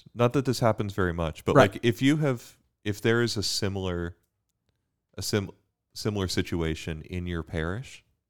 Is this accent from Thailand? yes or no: no; Bermuda; now in United States; I came from Bermuda to study physics at UD, had my conversion there.